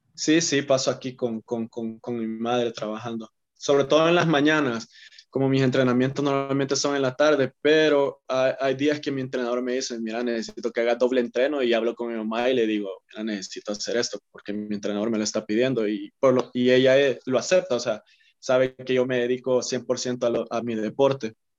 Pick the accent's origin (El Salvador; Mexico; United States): El Salvador; como todo salvadoreño que le gusta practicar fútbol